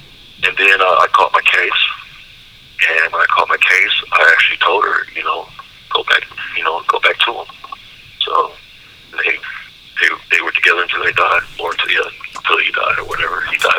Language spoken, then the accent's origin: English; Memphis, Tennessee, United States; also born or lived in Waukegan, Illinois; I was born in Waukegan, Illinois, but my really earliest memories are living in Memphis, Tennessee. That's my earliest memories.